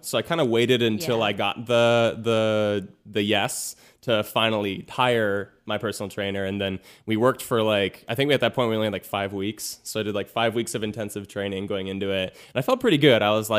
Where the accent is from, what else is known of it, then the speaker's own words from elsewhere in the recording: Manhattan Beach, California, United States; I'm 27 and I'm from Manhattan Beach, California.